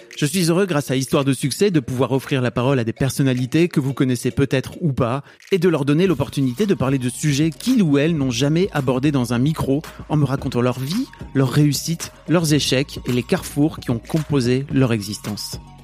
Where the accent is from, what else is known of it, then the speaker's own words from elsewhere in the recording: Neuville-en-Ferrain, Hauts-de-France, France; j'ai grandi dans le Nord